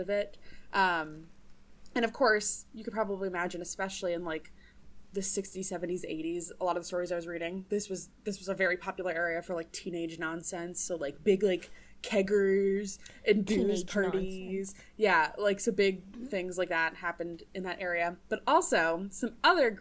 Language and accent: English; New Jersey, United States; now in Minnesota, United States; I'm from New Jersey